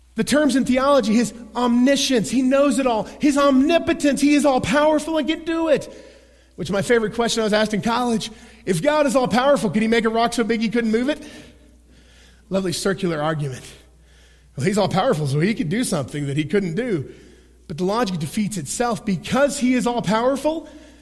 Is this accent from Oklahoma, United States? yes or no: yes; Oklahoma, United States; I'm a boy from Oklahoma